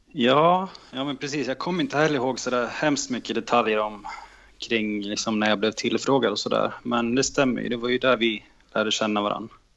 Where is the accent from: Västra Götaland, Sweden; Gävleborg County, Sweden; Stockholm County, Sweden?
Gävleborg County, Sweden; Gävle; jag växte upp i Andersberg